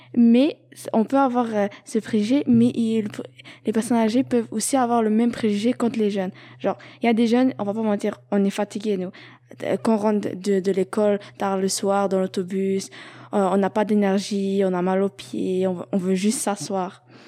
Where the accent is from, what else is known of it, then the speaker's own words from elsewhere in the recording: Algeria; now in Montreal, Canada; je viens d'Algérie